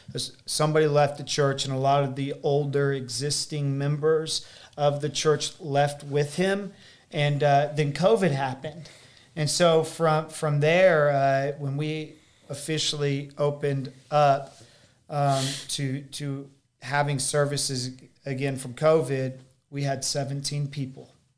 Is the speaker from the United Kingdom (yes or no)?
no; United States; also born or lived in Springfield, Missouri; me being American